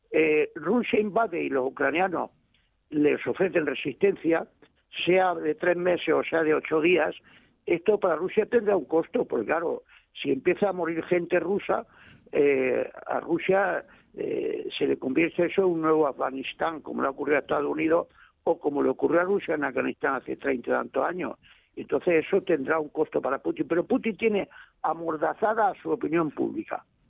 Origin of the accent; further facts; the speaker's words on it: Almería, Andalusia, Spain; yo soy andaluz por los cuatro costados y estoy contentísimo de ser andaluz por los cuatro costados